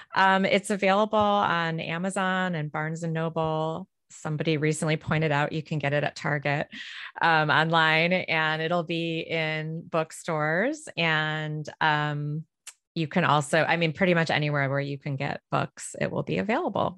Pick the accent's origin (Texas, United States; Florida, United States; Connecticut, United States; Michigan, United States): Michigan, United States; Detroit; moved away; I'm from Detroit originally